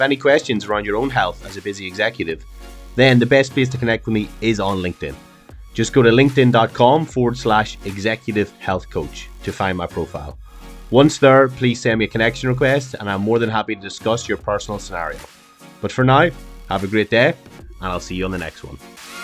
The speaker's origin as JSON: {"language": "English", "country": "Ireland", "said": "we're Irish"}